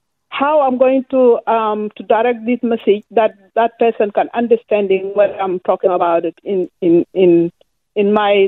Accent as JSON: {"language": "English", "country": "Sudan", "first_language": "Dinka", "second_language": "English", "moved": "yes", "lives_now": "Melbourne, Australia", "said": "I am original from Sudan."}